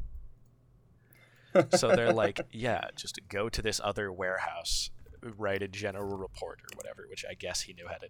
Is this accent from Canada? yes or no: yes; Canada; we're Canadian and we pay Canadian dollars